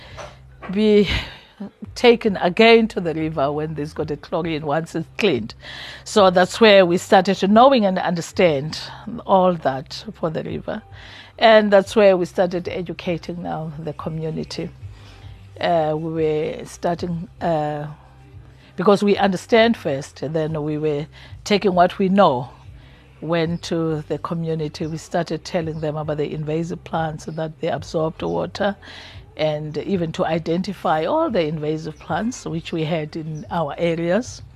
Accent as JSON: {"language": "English", "region": "Free State", "country": "South Africa", "said": "I'm coming from Free State. I would see the mountains is full of beautiful flowers"}